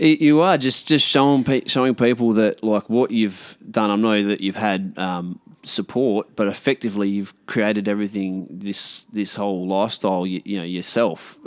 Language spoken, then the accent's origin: English; Karratha, Western Australia, Australia; also born or lived in Perth; now in Port Hedland, Australia; I grew up in Karratha as a kid, um, and then we moved down to Perth